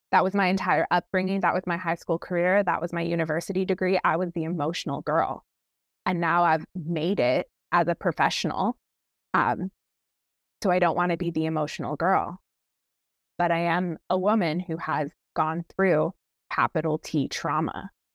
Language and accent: English; Ontario, Canada; moved away as an adult; now in Washington State, United States; I'm Canadian